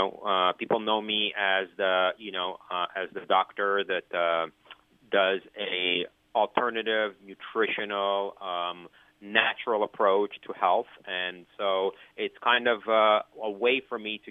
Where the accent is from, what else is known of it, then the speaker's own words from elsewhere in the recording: Canada; moved away as an adult; now in United States; I'm from Canada, and I live in the United States.